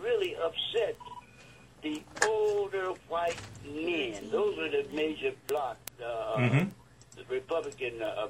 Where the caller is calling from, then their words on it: Livonia, Michigan, United States; Yes, I'm calling from Livonia.